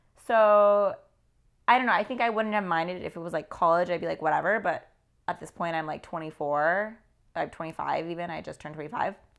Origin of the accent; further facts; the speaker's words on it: California, United States; moved away as an adult; also born or lived in Midwest; now in New York, United States; I'm from California originally